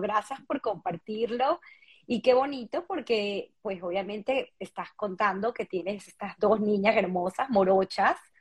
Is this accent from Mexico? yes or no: no; Venezuela; moved away; somos venezolanos